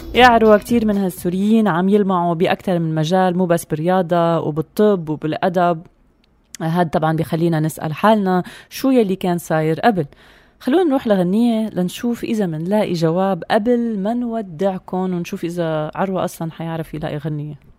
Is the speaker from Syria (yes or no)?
yes; Syria